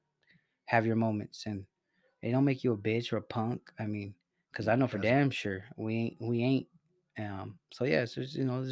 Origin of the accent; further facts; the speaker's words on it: Salinas, California, United States; I'm from Salinas. I grew up around some gangsters